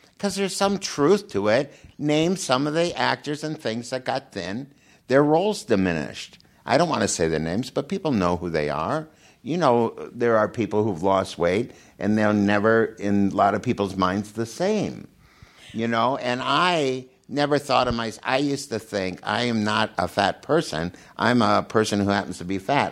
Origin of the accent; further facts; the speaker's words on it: Minnesota, United States; moved away as an adult; now in California, United States; I grew up in Minnesota and there's not much sun